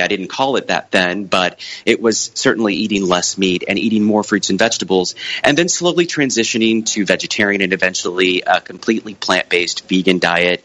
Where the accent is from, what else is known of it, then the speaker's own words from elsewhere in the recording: Brownsville, Texas, United States; I grew up on the South Texas Mexican border uh, in a town called Brownsville